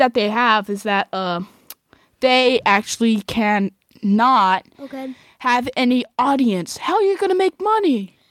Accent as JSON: {"language": "English", "town": "Fresno", "region": "California", "country": "United States", "tie": "born or raised there", "moved": "yes", "lives_now": "San Diego, United States", "said": "I'm actually not in San Diego. I'm in my hometown, Fresno."}